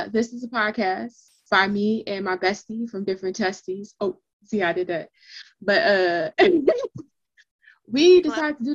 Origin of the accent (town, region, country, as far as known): United States; also born or lived in Inglewood